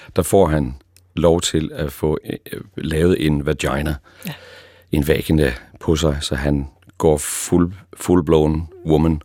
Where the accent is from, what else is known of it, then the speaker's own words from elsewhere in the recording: East Jutland, Central Denmark Region, Denmark; Og nu er jeg jo selv østjyde